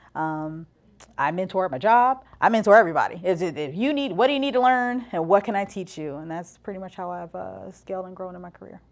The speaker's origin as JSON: {"language": "English", "town": "East Orange", "region": "New Jersey", "country": "United States", "tie": "born or raised there", "said": "I'm from East Orange, New Jersey, and, um, listen, I was raised there"}